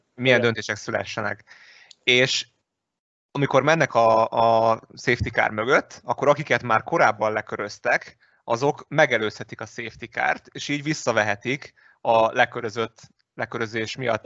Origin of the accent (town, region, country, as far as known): Hungary